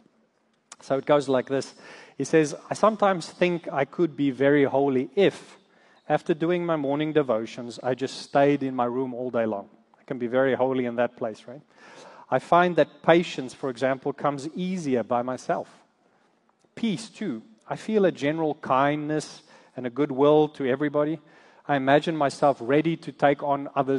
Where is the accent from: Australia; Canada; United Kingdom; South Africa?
South Africa; moved away as an adult; now in United States; we come from South Africa. We moved here to the States about 13 years ago